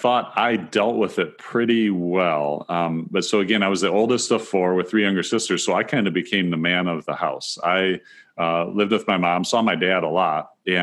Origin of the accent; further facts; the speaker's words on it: Northwest Ohio, United States; I grew up in Northwest Ohio, and which is where I live today